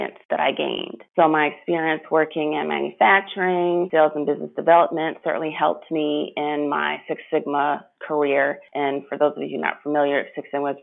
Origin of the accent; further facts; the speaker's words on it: Chicago, Illinois, United States; growing up in Chicago